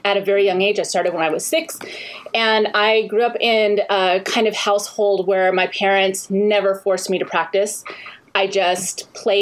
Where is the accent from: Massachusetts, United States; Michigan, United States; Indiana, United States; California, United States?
California, United States; San Clemente; also born or lived in Honolulu, Hawaii; I grew up in Southern California. in San Clemente. I was born in Honolulu, but we came